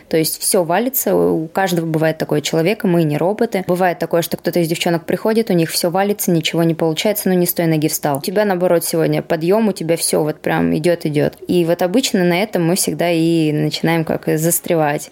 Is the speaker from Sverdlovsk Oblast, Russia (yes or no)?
yes; Yekaterinburg, Sverdlovsk Oblast, Russia; now in Moscow, Russia; в моем родном городе